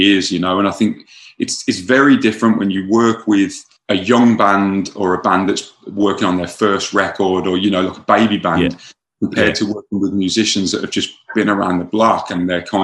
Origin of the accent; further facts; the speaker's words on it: Birmingham, West Midlands, United Kingdom; moved away as an adult; now in Long Beach, United States; Growing up in Birmingham, England